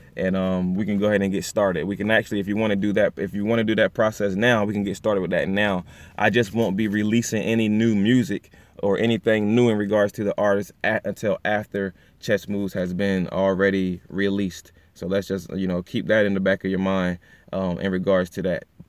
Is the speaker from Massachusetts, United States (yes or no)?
no; Pocomoke City, Maryland, United States; my hometown, actually small city, Pocomo City, Maryland, you know, but, um, you know, we're, we're from the Eastern Shore.